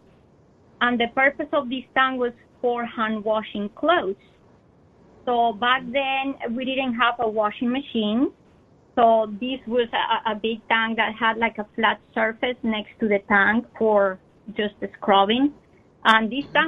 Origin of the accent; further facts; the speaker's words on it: Bogotá, Colombia; moved away; I was born in Colombia, I come from hot weather country. But Bogota is high up in the Andes.